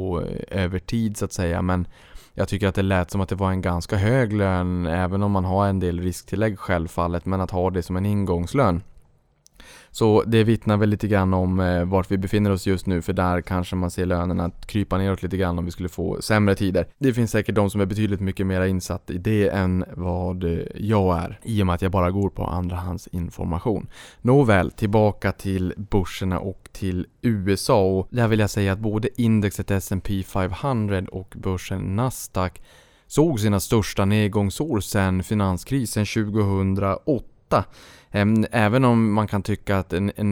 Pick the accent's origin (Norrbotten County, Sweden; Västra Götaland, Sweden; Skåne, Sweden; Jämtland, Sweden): Norrbotten County, Sweden; Boden; när jag var uppe in, eh, hemma i Boden